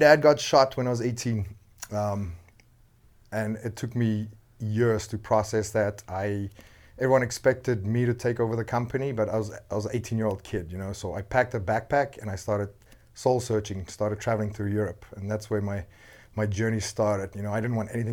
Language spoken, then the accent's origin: English; South Africa; English is a second language; moved away as an adult; also born or lived in London, England / Edinburgh / Johannesburg / Cape Town; now in Los Angeles, United States; born and raised in South Africa.